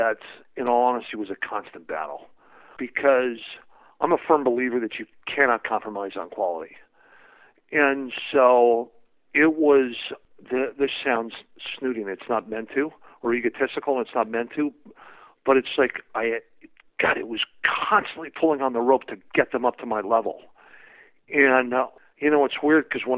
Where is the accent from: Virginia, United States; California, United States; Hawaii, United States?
California, United States; San Francisco Bay Area; I grew up in the San Francisco Bay Area.